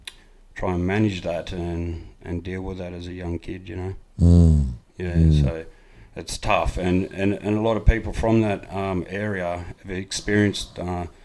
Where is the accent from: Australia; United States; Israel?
Australia; Ivanhoe, New South Wales; I'm a proud Nyampa man from out in Ivanhoe, New South Wales